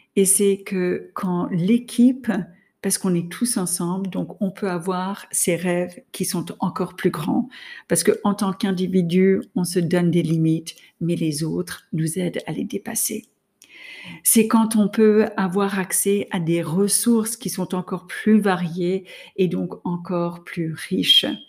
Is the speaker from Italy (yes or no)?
no; United States; now in France; je suis américaine, j'étais en France, ma famille était aux États-Unis